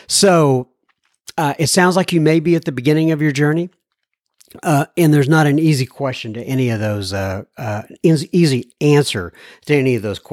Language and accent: English; Wichita, Kansas, United States; I'm originally from Wichita, Kansas.